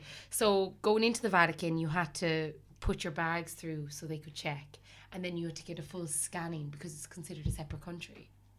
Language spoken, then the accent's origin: English; Ireland; We were a group of 8 Irish women growing up in Catholic Ireland.